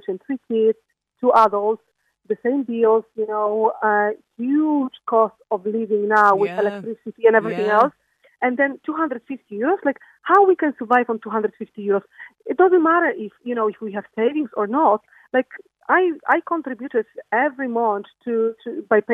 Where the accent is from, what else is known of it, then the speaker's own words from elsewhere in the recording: Poland; now in Ireland; I'm coming from Poland